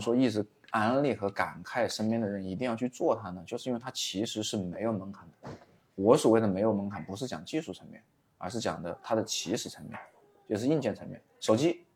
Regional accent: Wuhan, Hubei, China; 我是一个土生土长在武汉做短视频，或者说我是一个在武汉做短视频的

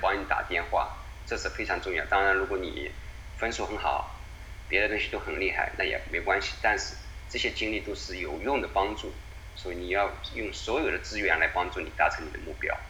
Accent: China; moved away as an adult; also born or lived in Oregon, United States / Beijing; now in Philadelphia, United States; 我们所有在中国长大的孩子

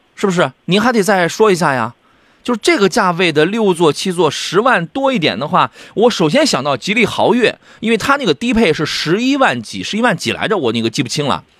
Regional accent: Jinan, Shandong, China; 我们是大美济南，我们不是大葱卷煎饼济南，我们济南人不吃大葱卷煎饼

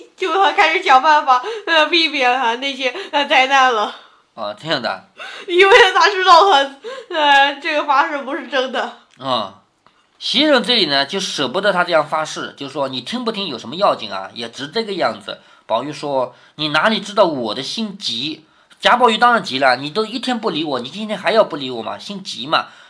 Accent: China; 我们中国人

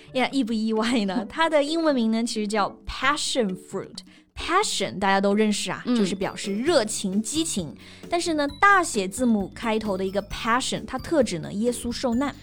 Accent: Hunan, China; 我们湖南人更爱吃啊

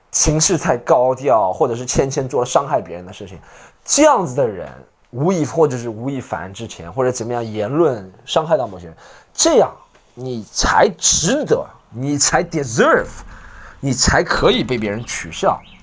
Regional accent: China; 可是我们中国人暴躁点很多，不，中国人暴躁点很多。

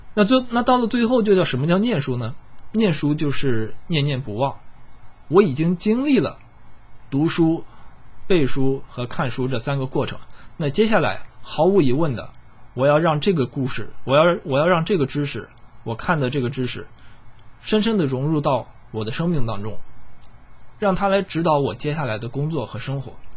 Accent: China; 我身为一个中国人，我很自豪

